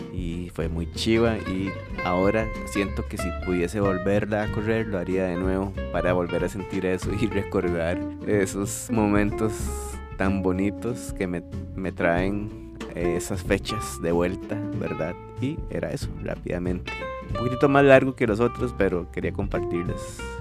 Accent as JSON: {"language": "Spanish", "town": "Guadalupe", "region": "San José", "country": "Costa Rica", "said": "yo era atleta del cantón de Guaycochea y también era atleta del liceo, Liceo Napoleón Quesada, y me tocaba también representar a Costa Rica"}